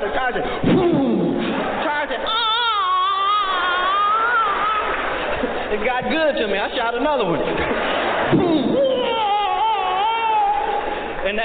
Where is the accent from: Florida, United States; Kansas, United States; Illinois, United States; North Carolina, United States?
Illinois, United States; Peoria; born or raised there